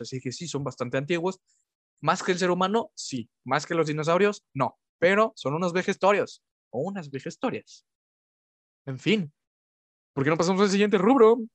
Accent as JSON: {"language": "Spanish", "town": "Orizaba", "region": "Veracruz", "country": "Mexico", "tie": "born or raised there", "moved": "yes", "said": "cuando era pequeño, yo vivía en Orizaba"}